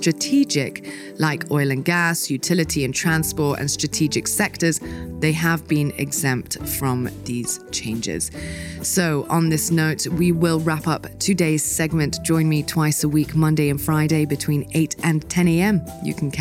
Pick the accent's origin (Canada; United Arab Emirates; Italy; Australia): United Arab Emirates; Dubai; moved away; I was born and raised in Dubai